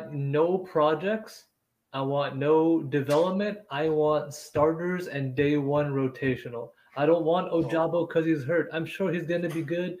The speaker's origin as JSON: {"language": "English", "town": "Jersey City", "region": "New Jersey", "country": "United States", "said": "I was from Jersey City."}